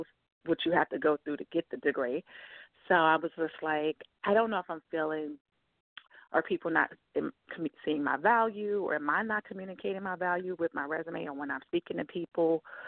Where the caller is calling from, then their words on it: New York, United States; from New York.